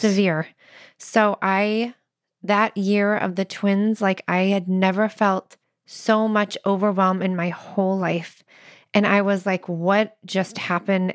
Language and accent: English; Midwest, United States; I'm so from the Midwest.